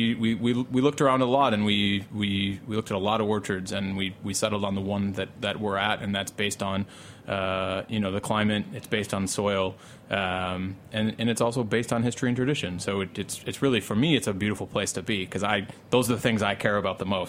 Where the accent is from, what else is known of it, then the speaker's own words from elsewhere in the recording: New York, United States; my home state